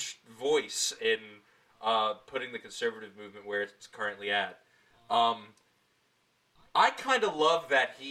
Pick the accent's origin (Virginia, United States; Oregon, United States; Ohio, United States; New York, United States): New York, United States; Long Island; I grew up on Long Island